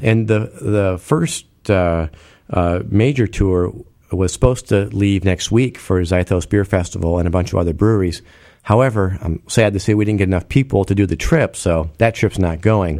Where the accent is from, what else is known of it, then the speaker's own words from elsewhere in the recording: United States; as an American